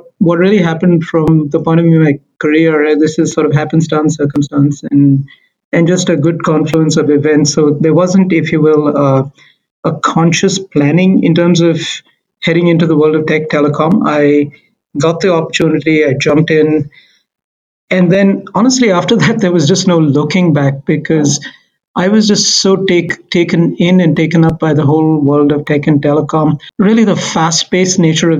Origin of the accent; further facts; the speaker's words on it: India; moved away as an adult; also born or lived in Mumbai, India; now in Canada; originally, I am a CA from India